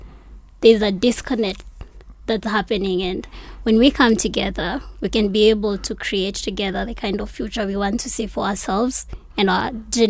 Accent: Mathare, Nairobi, Kenya; I am from Mathare.

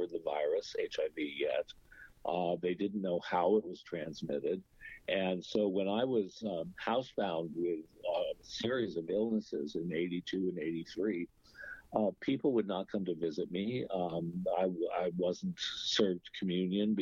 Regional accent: Andover, Massachusetts, United States; also born or lived in Lawrence, Massachusetts; I was born in Lawrence, Massachusetts. I was raised on the campus of Phillips Academy, Andover

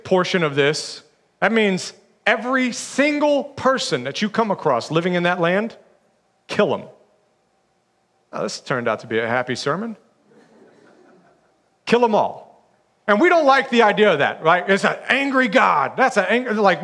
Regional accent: Alabama, United States; I'm from Alabama

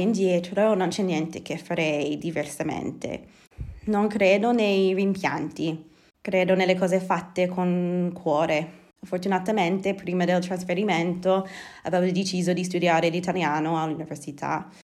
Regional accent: Edmonton, Alberta, Canada; Italian is a second language; moved away as an adult; now in Bergamo, Italy; sono canadese, nata e cresciuta a Edmonton, la capitale della provincia dell'Alberta.

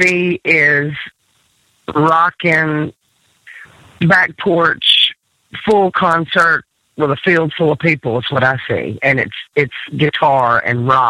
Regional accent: Decatur, Alabama, United States; also born or lived in Nashville; now in Gulf Coast, United States; Decatur, which is my hometown

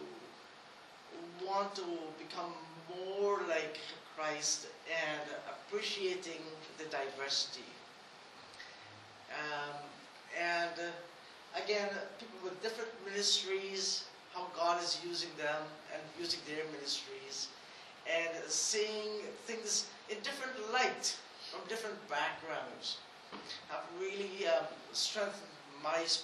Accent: Guyana; I am from Guyana, the same country as Dr. Mariah

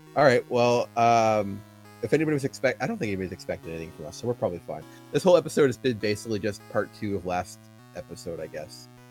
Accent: Canada; grew up in Canada, lives here, and, and that's my home

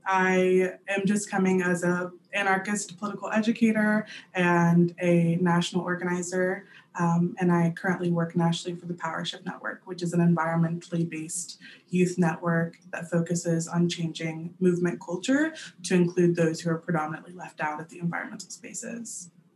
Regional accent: East Texas, United States; now in Richmond, United States; I'm originally from East Texas, but I currently occupy so called RVA.

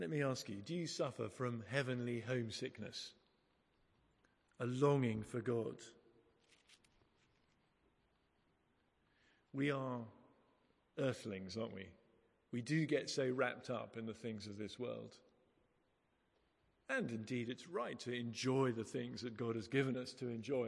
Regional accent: England, United Kingdom; we're English

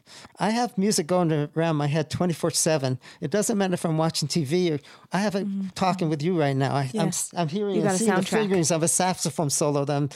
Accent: New York, United States; now in Salt Lake City, United States; I'm here all this time. I don't feel comfortable in Salt Lake still. I'm still a New Yorker.

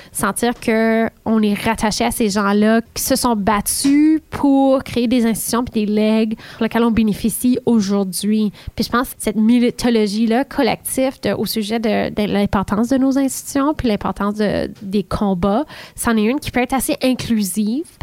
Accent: Ontario, Canada; accent: Southern Ontario; now in Ottawa, Canada; moi-même, j'ai un accent qui est beaucoup moins prononcé parce que ça fait maintenant 12 ans que je suis à Ottawa, mais j'ai un accent du sud de l'Ontario.

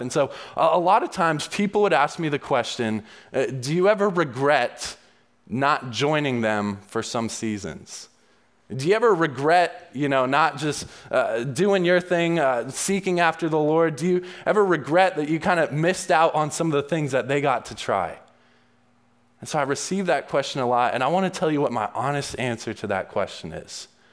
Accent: New England, United States; I grew up in the New England area and I loved skiing

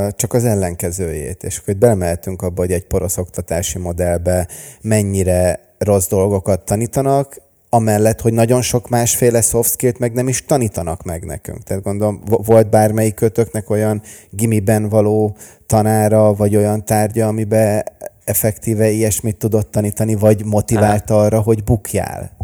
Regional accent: Budapest, Hungary; also born or lived in Los Angeles, United States; én Budapesten születtem és nőttem fel

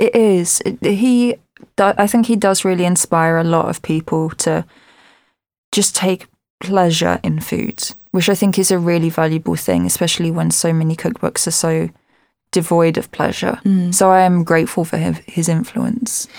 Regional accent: Southend-on-Sea, East of England, United Kingdom; I'm an Essex girl and I'm from Southend, and it's right at the end of the Thames.

